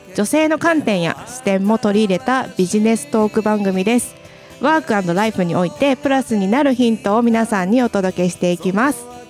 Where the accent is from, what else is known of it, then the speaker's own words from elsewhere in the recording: Yonago, Tottori, Japan; 私 も米子市出身で